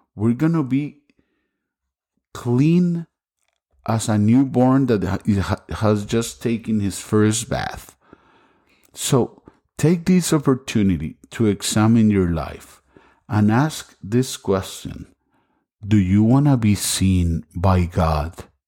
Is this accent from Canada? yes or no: no; Costa Rica; English is a second language; now in Las Vegas, United States; I'm originally from Costa Rica. That's why my English sometimes is not perfect